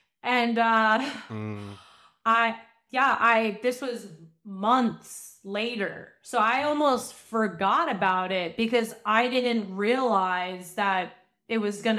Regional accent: Long Island, New York, United States; I mean, I'm from Long Island. So I was still on Long Island at the time.

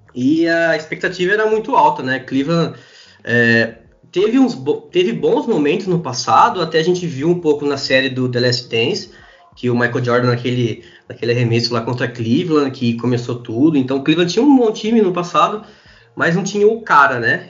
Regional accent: Araras, São Paulo, Brazil; also born or lived in Campinas; eu sou de Araras, interior de São Paulo, estudei um tempo em Campinas

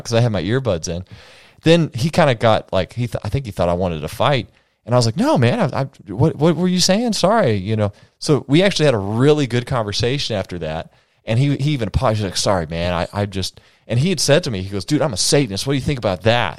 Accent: United States; I'm an American man

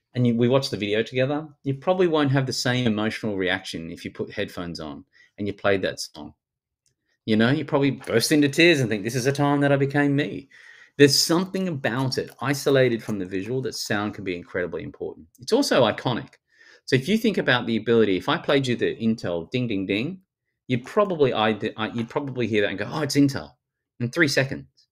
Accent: Australia; accent: Australian

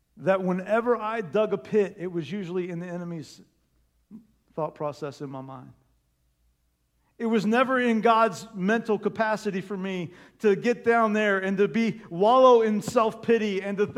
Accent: Terre Haute, Indiana, United States; I'm from Terre Haute, Indiana

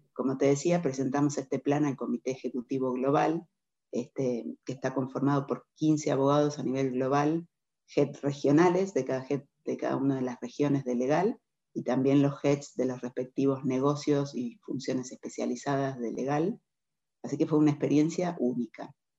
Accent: Argentina; moved away as an adult; also born or lived in London; now in Mexico; Nosotros como argentinos estamos muy acostumbrados a vivir de crisis en crisis

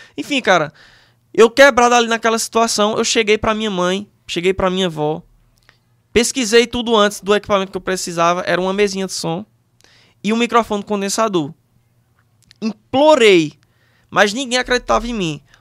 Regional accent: Monteiro, Paraíba, Brazil; eu sou do interior da Paraíba, Monteiro, uma cidadezinha pequena. Uhum. Como se não bastasse isso, até os meus 15 anos de idade, eu morei num sítio

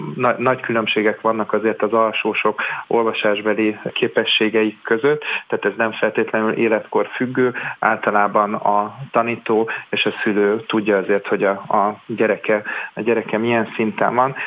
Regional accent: Budapest, Hungary; budapesti vagyok

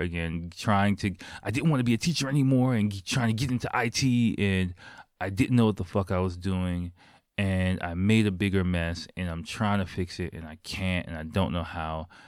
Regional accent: United States; now in Japan; I'm from America

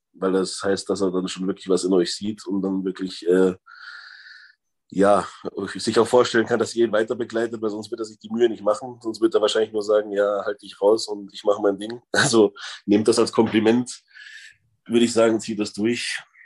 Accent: Freising, Bavaria, Germany; moved away as an adult; also born or lived in Cologne; now in Unna, Germany; ich komme eigentlich aus Bayern, aus Freising

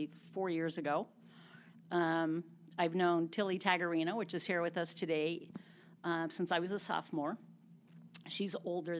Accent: Visalia, California, United States; I was born in Visalia in 1960

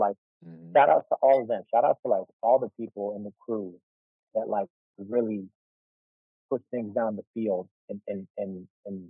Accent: Chicago, Illinois, United States; growing up in Chicago when I did

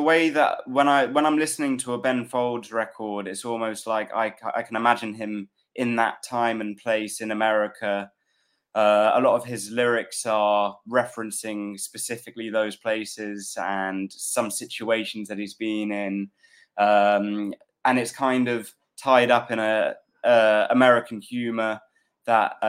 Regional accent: London, United Kingdom; also born or lived in Peckham, London; I'm from Fulham originally, and I'm living around Peckham these days.

